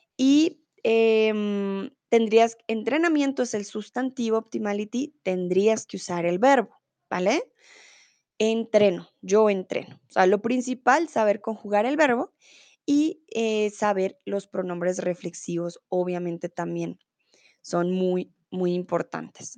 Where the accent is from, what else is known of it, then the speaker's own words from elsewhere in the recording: Bogotá, Colombia; Soy de Colombia, soy de Bogotá